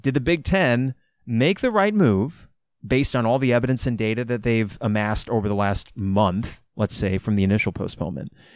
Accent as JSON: {"language": "English", "town": "Champaign", "region": "Illinois", "country": "United States", "tie": "born or raised there", "said": "I grew up in Champaign, Urbana"}